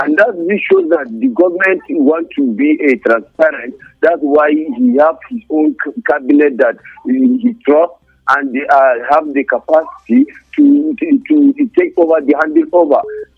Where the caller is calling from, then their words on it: Nigeria; I'm calling from TGRT Junction.